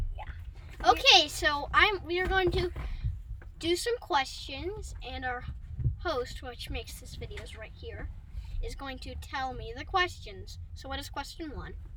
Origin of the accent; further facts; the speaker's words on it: Kansas City, Missouri, United States; I'm from Kansas City, Missouri